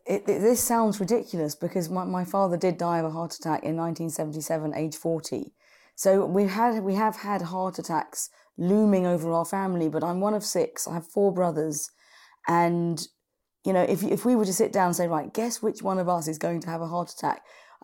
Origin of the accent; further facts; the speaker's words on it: London, United Kingdom; I'm from London. I live in Spitalfields in London City, run my own business, and I had a heart attack when I was 45.